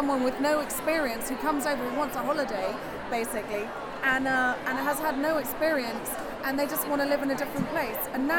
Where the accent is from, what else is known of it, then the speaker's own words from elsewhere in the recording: United Kingdom; we're British.